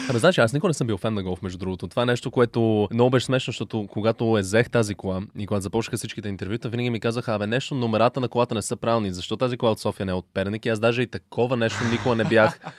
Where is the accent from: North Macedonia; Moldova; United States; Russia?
United States; also born or lived in Canada; now in Bulgaria; А, израснал съм в Штатите и Канада и съм се връщал в България всяко лято за по два месеца.